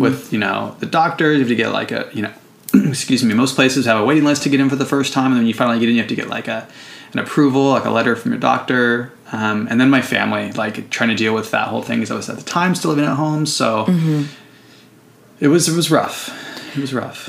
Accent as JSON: {"language": "English", "town": "San Jose", "region": "California", "country": "United States", "moved": "as an adult", "lives_now": "Oakland, United States", "said": "I'm um, from the Bay Area. I'm from San Jose, actually. Currently live in Oakland"}